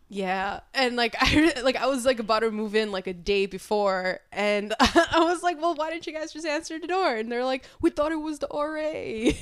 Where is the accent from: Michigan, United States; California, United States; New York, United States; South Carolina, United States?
New York, United States; New York City; moved away as an adult; now in Albany, United States; originally from Queens, New York, and I moved up to Albany back in twenty seventeen